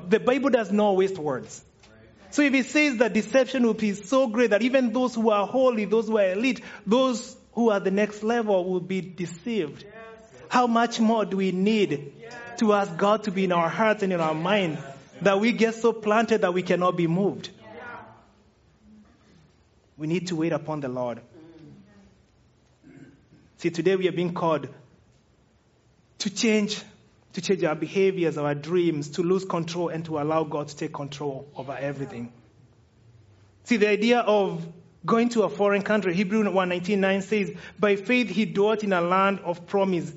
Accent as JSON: {"language": "English", "country": "Kenya", "moved": "as an adult", "lives_now": "United States", "said": "Kenyans, we call it tomato sauce"}